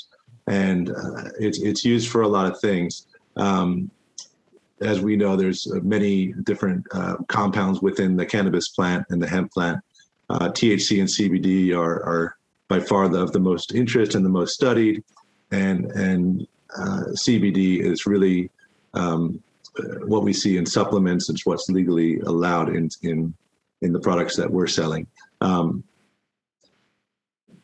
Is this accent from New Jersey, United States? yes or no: no; Florida, United States; Florida, which is my home state where I was born and raised